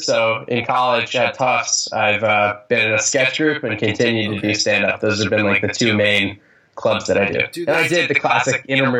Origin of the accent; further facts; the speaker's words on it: Boston, Massachusetts, United States; I'm from the Boston area originally.